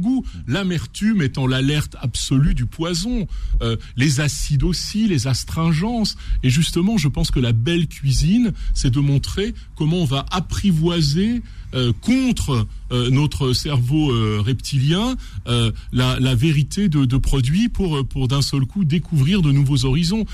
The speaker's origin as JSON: {"language": "French", "town": "Renaison", "region": "Auvergne-Rhône-Alpes", "country": "France", "tie": "born or raised there", "said": "je suis un enfant, je suis né à Renaison à la campagne"}